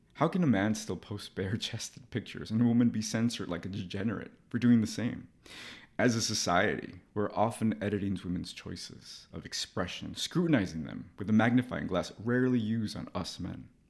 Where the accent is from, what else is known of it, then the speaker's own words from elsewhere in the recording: Los Angeles, California, United States; moved away; to go to L A, to my hometown, as an adult